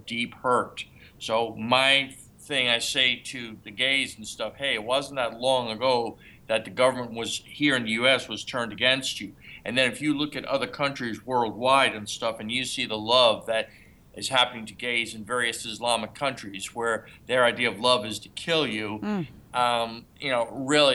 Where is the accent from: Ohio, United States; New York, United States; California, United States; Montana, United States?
New York, United States; New York City; moved away; I grew up in New York City